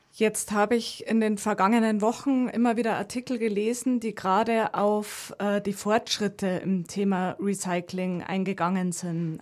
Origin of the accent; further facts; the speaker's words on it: Landshut, Bavaria, Germany; ich komme aus Landshut